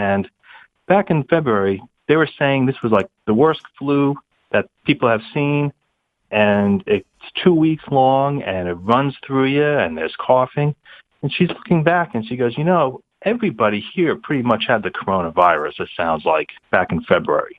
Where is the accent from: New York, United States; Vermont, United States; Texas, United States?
Vermont, United States; I'm from Vermont, and it's up in New England